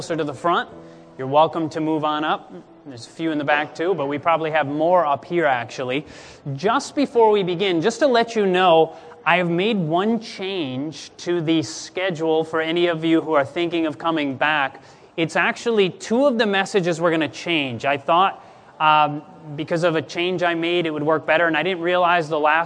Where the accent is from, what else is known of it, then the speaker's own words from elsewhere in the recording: Grand Rapids, Michigan, United States; I was born in Grand Rapids, Michigan